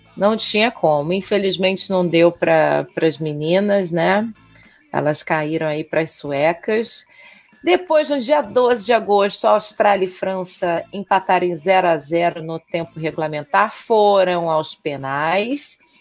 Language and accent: Portuguese; Rio de Janeiro, Brazil; carioca e flamenguista